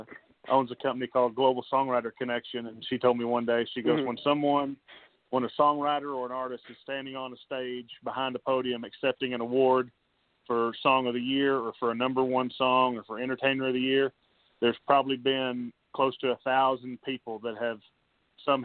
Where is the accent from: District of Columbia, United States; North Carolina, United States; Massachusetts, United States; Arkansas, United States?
Arkansas, United States; Ozark; moved away as an adult; now in Nashville, United States; I am originally from Ozark, Arkansas, and grew up here on a farm hunting and fishing and playing sports.